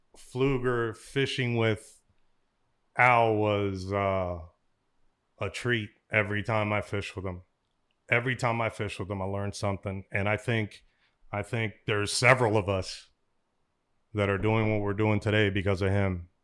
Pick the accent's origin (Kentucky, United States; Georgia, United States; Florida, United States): Florida, United States; Miami; I grew up in Miami, we grew up when I was a, when I was a young, young, young, young kid, we grew up around the Orange Bowl.